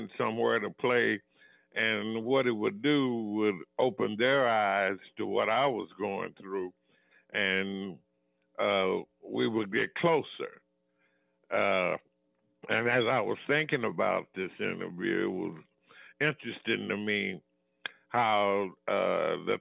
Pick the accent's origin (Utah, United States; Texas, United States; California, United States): Texas, United States; Denton; also born or lived in Dallas; I was born in Denton